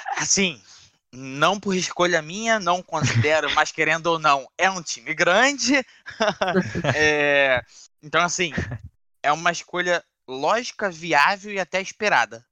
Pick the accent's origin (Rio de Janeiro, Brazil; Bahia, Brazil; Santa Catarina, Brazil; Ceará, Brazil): Rio de Janeiro, Brazil; Eu sou da zona norte do Rio